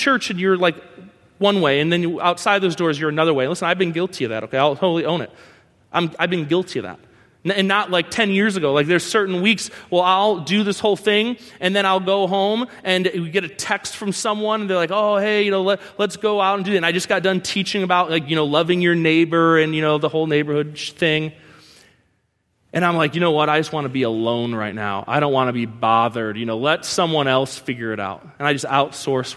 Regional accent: New York, United States; I'm from New York

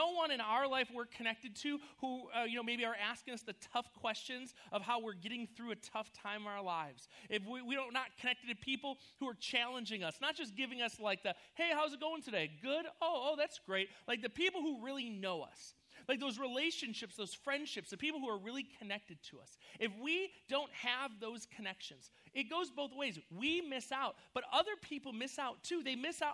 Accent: New York, United States; moved away as an adult; also born or lived in Missouri; now in California, United States; we were like inseparable buddies when we lived in New York. We grew up together.

